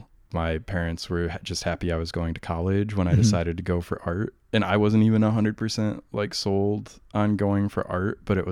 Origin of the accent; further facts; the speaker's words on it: Iowa, United States; No, I'm from Iowa, right on the Iowa-Illinois border on the Mississippi.